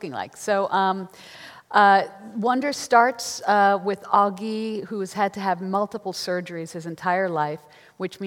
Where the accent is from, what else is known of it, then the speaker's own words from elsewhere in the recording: New York, United States; I'm from New York